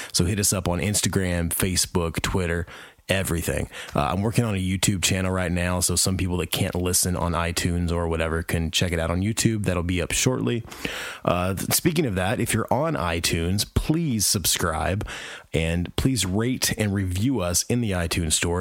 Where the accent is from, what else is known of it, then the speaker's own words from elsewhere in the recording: Indiana, United States; also born or lived in Alabama; Now I'm back in Indiana, where I'm from originally.